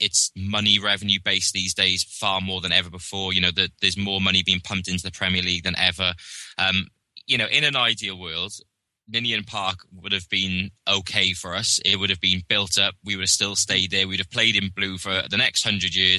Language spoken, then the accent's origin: English; Wales, United Kingdom; as a Welshman